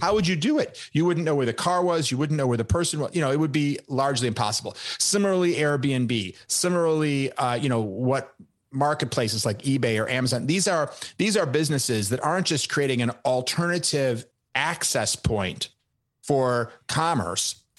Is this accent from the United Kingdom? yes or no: no; Chicago, Illinois, United States; I grew up in Chicago